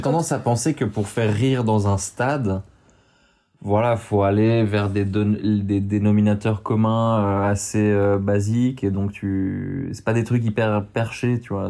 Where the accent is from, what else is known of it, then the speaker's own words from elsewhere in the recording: Switzerland; mon papa est parisien, ma maman est barcelonaise, et ils m'ont pondu euh, en Suisse